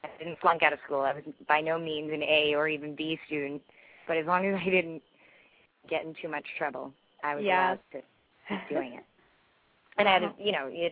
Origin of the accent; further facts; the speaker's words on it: San Francisco, California, United States; I'm from San Francisco